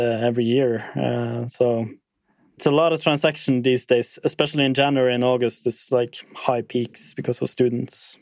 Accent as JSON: {"language": "English", "town": "Tromsø", "region": "Troms", "country": "Norway", "tie": "born or raised there", "said": "my hometown Tromsø"}